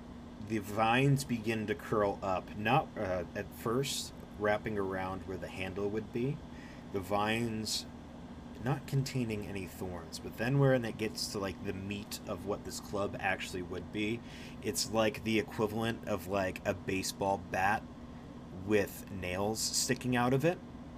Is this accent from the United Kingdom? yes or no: no; Ireland; I'm Irish. Don't talk to me about